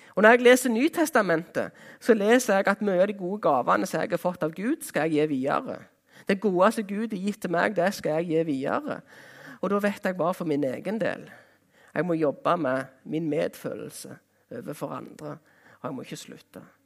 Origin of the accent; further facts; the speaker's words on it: Jæren, Rogaland, Norway; Jæren, der jeg kommer ifra